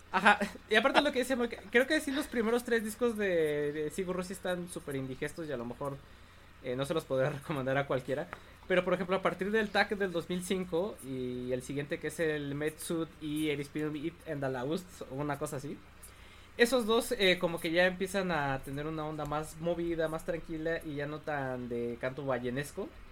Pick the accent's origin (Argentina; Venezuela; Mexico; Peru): Mexico